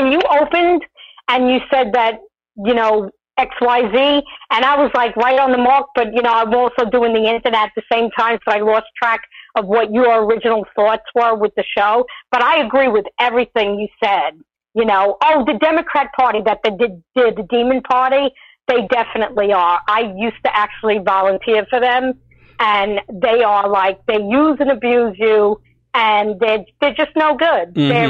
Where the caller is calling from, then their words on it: Long Island, New York, United States; from Long Island, New York.